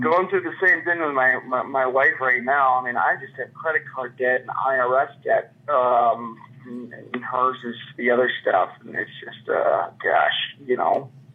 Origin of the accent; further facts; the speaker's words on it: Chicago, Illinois, United States; moved away as an adult; also born or lived in New York / Knoxville, Tennessee; now in Minneapolis, United States; I'm from Chicago, the Chicagoland area. Um, I grew up in the suburbs